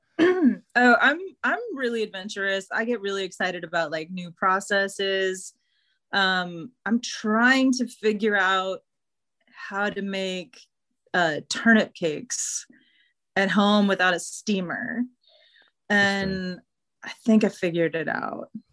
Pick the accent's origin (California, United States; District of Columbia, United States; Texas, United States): Texas, United States; Houston; when I was growing up in Houston.